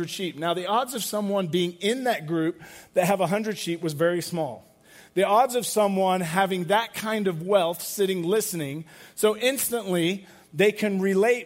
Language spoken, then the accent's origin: English; England, United Kingdom; moved away; I grew up in England